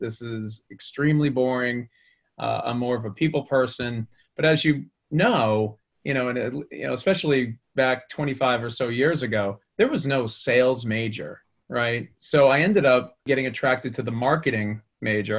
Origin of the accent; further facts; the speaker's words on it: Boston, Massachusetts, United States; as you can probably tell by my accent, I grew up in the Boston area